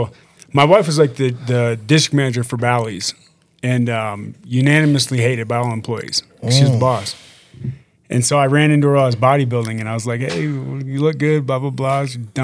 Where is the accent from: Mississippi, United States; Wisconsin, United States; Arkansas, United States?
Wisconsin, United States; also born or lived in Minnesota; now in Colorado, United States; So I was born in Minnesota, then we moved out to Wisconsin. I had a big farm out there.